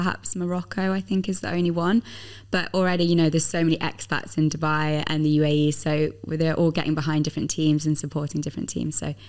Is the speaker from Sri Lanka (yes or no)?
no; England, United Kingdom; And obviously I'm English, so I was very pleased that the Lionesses won the Euros last 100%. Summer.